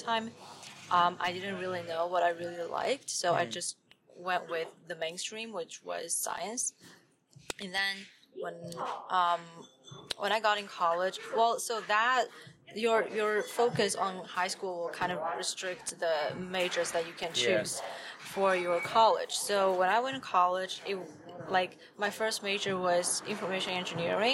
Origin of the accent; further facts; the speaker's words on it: Wenzhou, Zhejiang, China; English is a second language; moved away as an adult; also born or lived in Shaanxi, China; now in Los Angeles, United States; I was born in Shaanxi in China. It's like in the west part, which is closer to Beijing for you to kind of have a better idea of like where, like the geography. Then when I was 5, my family moved from Shaanxi to Wenzhou.